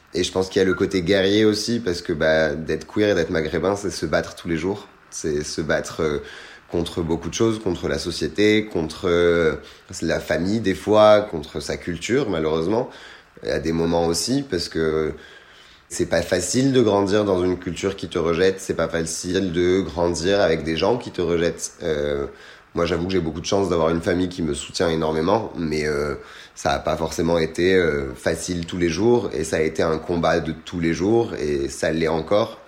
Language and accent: French; France; also born or lived in Tunisia; je ne voulais même pas dire que j'étais tunisien. C'était non, je suis français